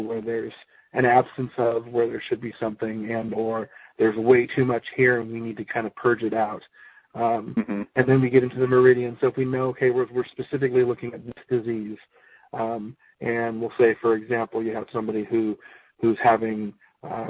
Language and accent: English; United States; I am an American-born guy